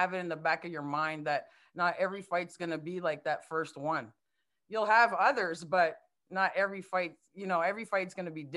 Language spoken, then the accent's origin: English; Canada; I'm from Canada